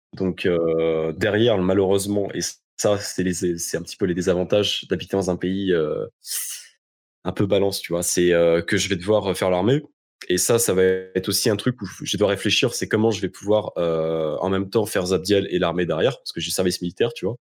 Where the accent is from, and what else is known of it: France; moved away